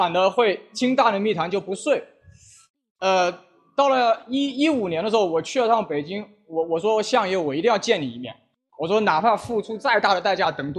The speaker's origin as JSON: {"language": "Chinese", "town": "Wuhan", "region": "Hubei", "country": "China", "said": "这个身为一个武汉人呢，"}